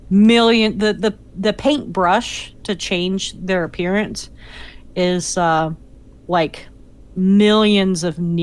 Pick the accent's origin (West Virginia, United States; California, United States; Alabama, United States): West Virginia, United States; I live here. I've lived here my entire life. Make fun of it all you want. Just don't make fun of me for being West Virginian.